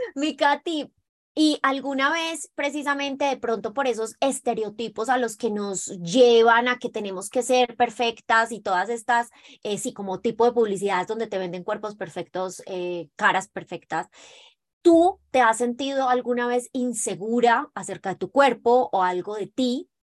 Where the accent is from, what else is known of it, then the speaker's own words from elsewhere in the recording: Colombia; somos las dos colombianas